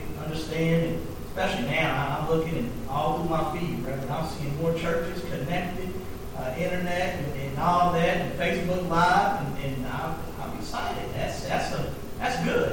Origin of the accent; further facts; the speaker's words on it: Lexington, United States; in Lexington, in my hometown